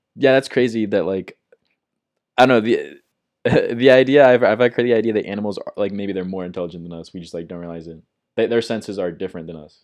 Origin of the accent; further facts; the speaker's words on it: Midwest, United States; I'm from the Midwest, so we had, like, Sears